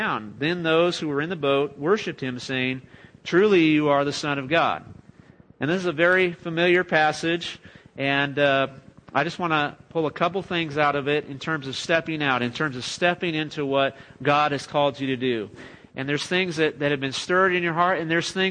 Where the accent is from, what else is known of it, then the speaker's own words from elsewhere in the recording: California, United States; moved away as an adult; also born or lived in Cedar Park, Texas; now in Texas, United States; I grew up in California